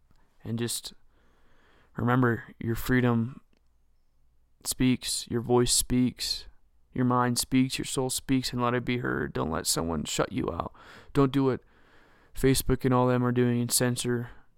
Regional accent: United States; we deserve the truth as the American people.

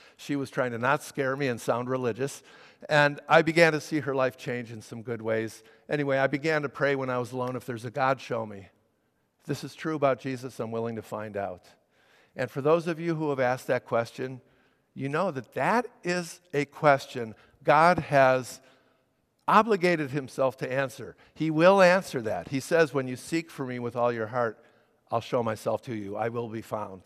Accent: Chicago, Illinois, United States; I was raised in the Chicago area in a conservative synagogue.

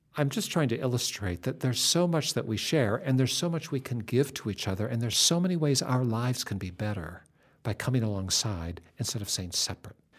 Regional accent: West Coast, United States

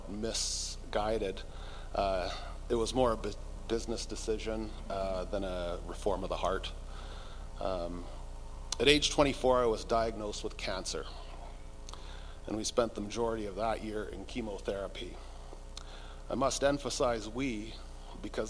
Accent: North Vancouver, British Columbia, Canada; moved away as an adult; also born or lived in Kootenays / Balfour; now in Slocan Valley, Canada; we moved to our from our hometown of North Vancouver to the Kootenays

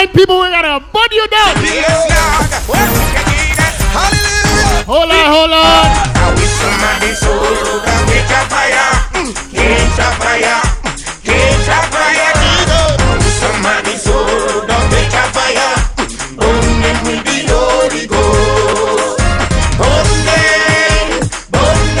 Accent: Jamaica; I am Jamaican

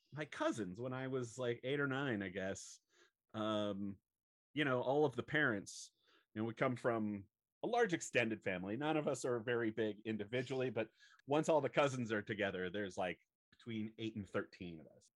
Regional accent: Southern California, United States; I grew up in Southern California

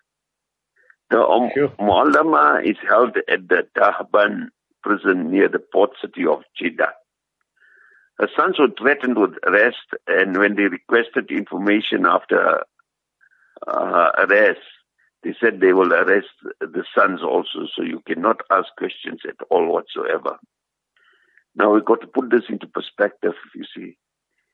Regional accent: South Africa; as South African Muslims

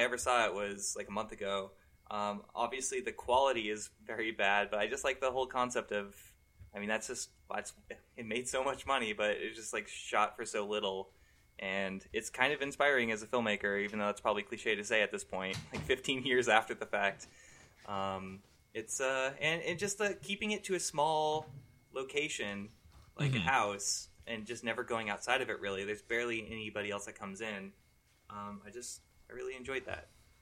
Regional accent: California, United States; I grew up in California

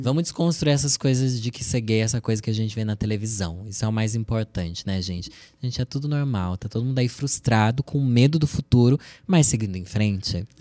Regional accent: Sorocaba, São Paulo, Brazil; Eu sou de Sorocaba, interior de São Paulo

